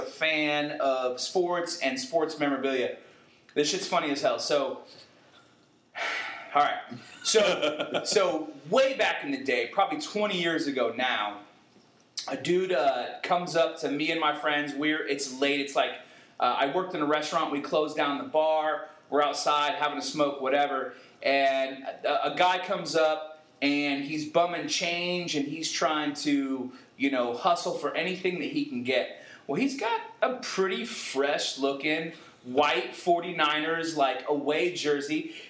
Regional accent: California, United States; now in North Carolina, United States; Jerry Rice is going to do a book signing in my hometown

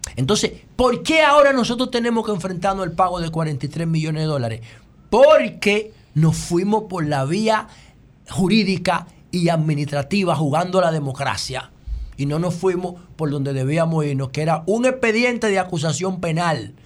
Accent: Dominican Republic; nuestro país

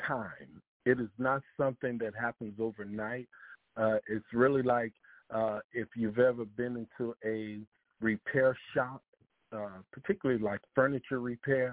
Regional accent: Chicago, Illinois, United States; moved away as an adult; now in New Jersey, United States; I am originally from Chicago, Illinois. I was born and raised there, and for 5 years I have now moved to New Jersey

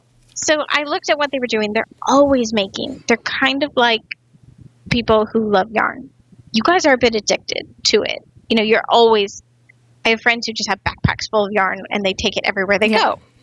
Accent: North Dakota, United States; moved away as an adult; also born or lived in Silicon Valley; So I grew up in North Dakota

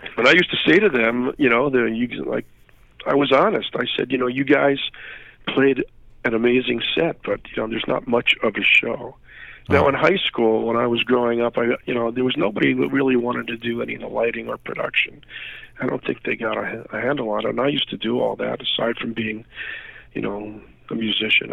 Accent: New York City, New York, United States; moved away; also born or lived in North Jersey, New Jersey; I'm from New York originally

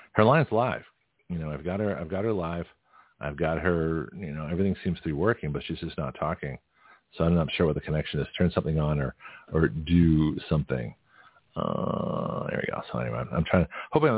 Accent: Toronto, Ontario, Canada; now in United States; I was born in Toronto

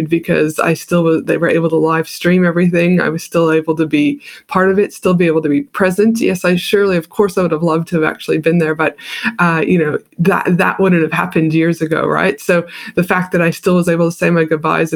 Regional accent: Canada; also born or lived in United States; now in Australia; I'm from Canada originally

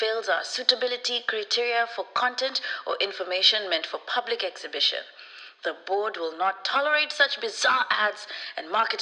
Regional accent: Nairobi, Kenya; I'm from Kenya, Nairobi

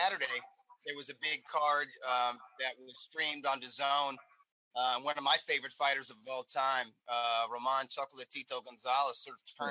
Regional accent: Inglewood, California, United States; my hometown in Inglewood

